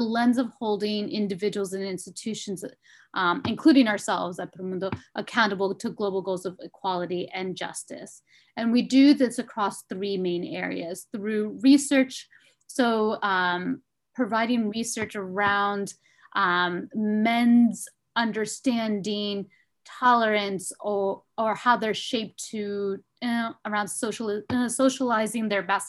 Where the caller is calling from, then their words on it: Washington, District of Columbia, United States; I am calling in from Washington, D.C.